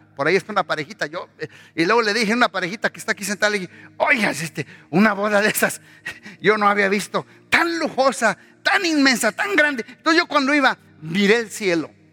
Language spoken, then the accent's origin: Spanish; Mexico; moved away; Salimos de México, pero México no salió de nosotros.